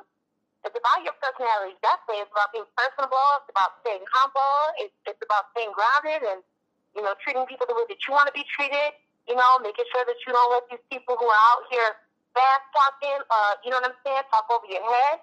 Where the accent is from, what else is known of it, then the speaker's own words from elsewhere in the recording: Michigan, United States; I'm from Michigan